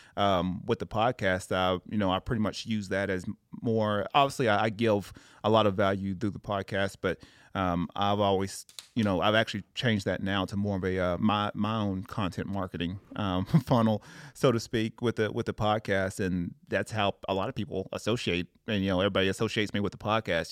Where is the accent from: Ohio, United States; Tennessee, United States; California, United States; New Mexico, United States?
Tennessee, United States; moved away as an adult; I'm originally from Tennessee.